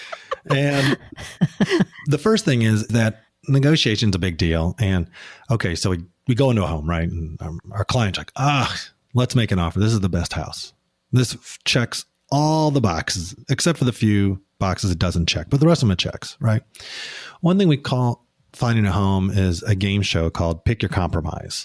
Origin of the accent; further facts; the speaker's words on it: Midwest, United States; now in Portland, United States; we grew up in the Midwest